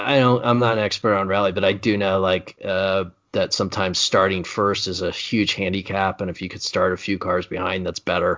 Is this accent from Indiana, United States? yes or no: yes; Indiana, United States; Growing up in Indiana, you find yourself saying, Carmel, Indiana has more roundabouts per capita than any city in America.